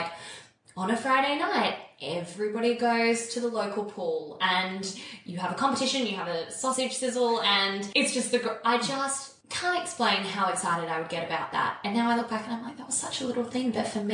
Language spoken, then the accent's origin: English; Holbrook, New South Wales, Australia; also born or lived in Wagga Wagga, Australia / Melbourne, Australia; now in Sydney, Australia; So when I was 5, we moved to a place called Holbrook